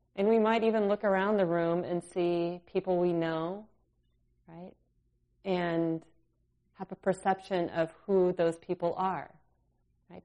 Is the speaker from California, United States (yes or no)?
yes; California, United States; now in Minnesota, United States; I grew up in California